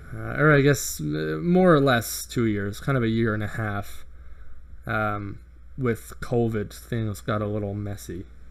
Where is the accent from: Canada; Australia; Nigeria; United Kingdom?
Canada; I'm I'm Canadian